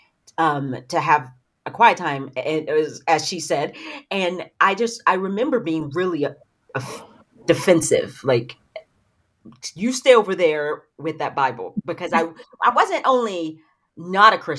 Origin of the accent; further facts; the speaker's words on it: Knoxville, Tennessee, United States; now in Middle Tennessee, United States; I'm from Knoxville, Tennessee. So okay. East Tennessee. Right now I live in Middle Tennessee